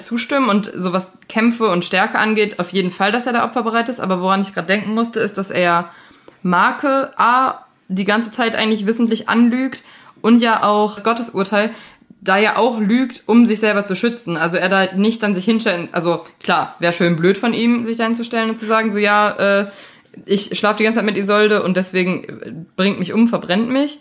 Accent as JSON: {"language": "German", "town": "Leichlingen", "region": "North Rhine-Westphalia", "country": "Germany", "tie": "born or raised there", "said": "meine Heimatstadt ist Leichling"}